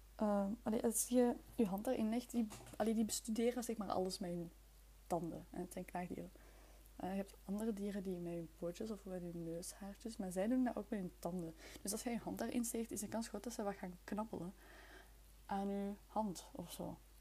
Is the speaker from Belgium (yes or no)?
yes; near Leuven, Flemish Brabant, Flanders, Belgium; also born or lived in Brussels; Ik ben van Vlaams-Brabant. Ik ben uit de buurt van Leuven. Allee, in de buurt, uit de buurt van Leuven. Maar ik ben wel geboren in Brussel.